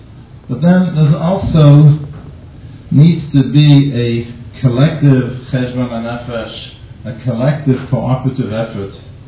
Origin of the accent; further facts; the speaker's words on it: Boston, Massachusetts, United States; in case you haven't noticed yet from my accent, I come from Boston.